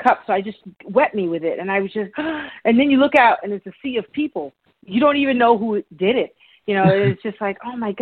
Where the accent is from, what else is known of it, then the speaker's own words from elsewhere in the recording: New York City, New York, United States; I grew up in New York City as a kid